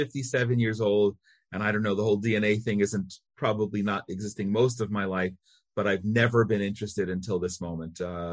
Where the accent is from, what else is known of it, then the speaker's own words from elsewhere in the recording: United States; I grew up in America